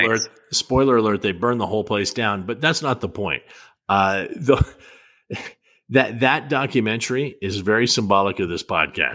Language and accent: English; Bellingham, Washington, United States; Hello from Bellingham, Washington, my hometown.